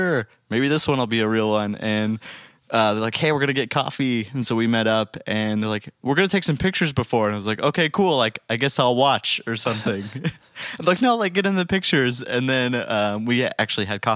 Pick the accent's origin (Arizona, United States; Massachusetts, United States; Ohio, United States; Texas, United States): Arizona, United States; Phoenix; I'm from Phoenix and I grew up playing church music a lot.